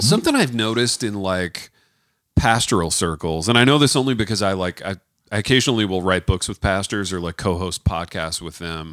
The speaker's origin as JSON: {"language": "English", "country": "United States", "said": "being an American"}